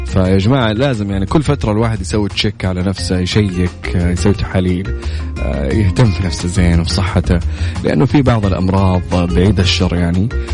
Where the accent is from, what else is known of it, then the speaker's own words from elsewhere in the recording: Saudi Arabia; بلدنا خميس مشيط